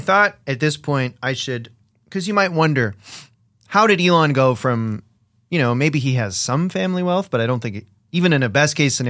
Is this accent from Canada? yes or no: yes; Canada; because we're Canadian, us three.